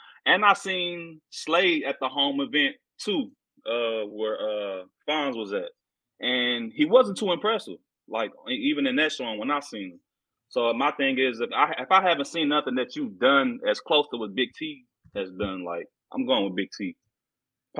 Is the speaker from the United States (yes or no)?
yes; Houston, Texas, United States; my hometown and H Town